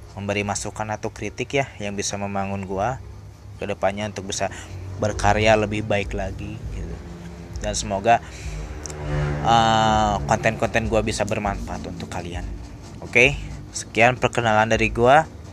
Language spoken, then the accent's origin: Indonesian; Purwakarta, West Java, Indonesia; gua asli Purwakarta, gua lahir di Purwakarta